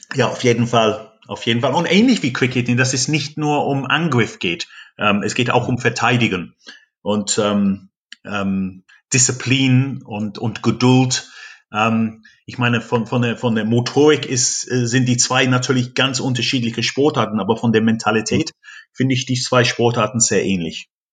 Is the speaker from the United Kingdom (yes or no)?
yes; England, United Kingdom; German is a second language; moved away as an adult; also born or lived in North Rhine-Westphalia; now in Germany; mein Heimatland England